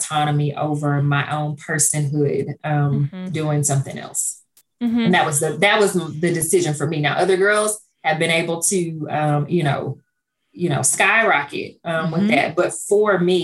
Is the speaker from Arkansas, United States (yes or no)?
yes; Stuttgart, Arkansas, United States; also born or lived in Pine Bluff, Arkansas; my hometown of Stuttgart